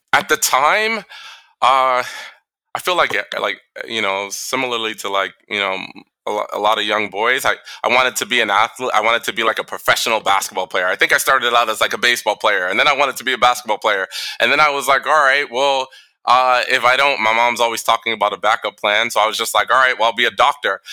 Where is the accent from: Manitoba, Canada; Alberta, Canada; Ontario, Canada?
Ontario, Canada; Toronto; also born or lived in New York / Boston; now in Saudi Arabia; I grew up in Toronto.